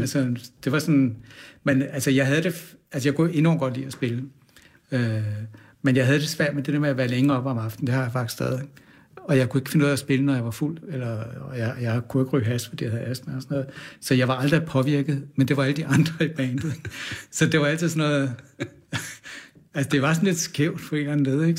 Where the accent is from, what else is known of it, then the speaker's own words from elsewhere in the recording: Kastrup, Capital Region of Denmark, Denmark; jeg er vokset op ude på Amager, ja. Kastrup